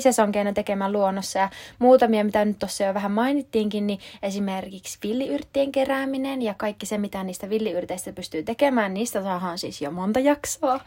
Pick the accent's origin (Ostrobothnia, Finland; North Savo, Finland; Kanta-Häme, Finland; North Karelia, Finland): North Savo, Finland; Kuopio; moved away as an adult; now in Helsinki, Finland; Oon alun perin Kuopiosta kotoisin, mutta tota, oon nyt asunut reilu kahdeksan vuotta Helsingissä